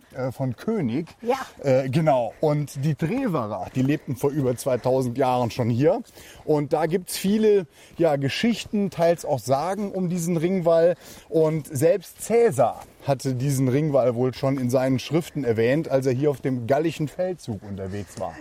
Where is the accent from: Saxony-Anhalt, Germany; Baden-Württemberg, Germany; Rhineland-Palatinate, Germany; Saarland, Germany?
Saarland, Germany; hier bei uns im Saarland